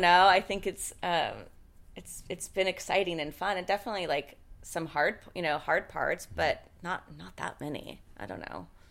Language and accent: English; Seattle, Washington, United States; I'm from Seattle. I'm from, like, the …, you know, the … and … days